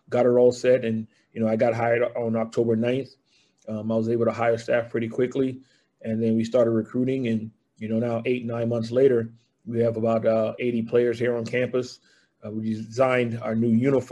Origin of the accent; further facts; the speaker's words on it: Charleston, South Carolina, United States; moved away as an adult; also born or lived in West Point, New York / Fort Bragg, North Carolina / Georgia; I'm originally from Charleston, South Carolina, born and raised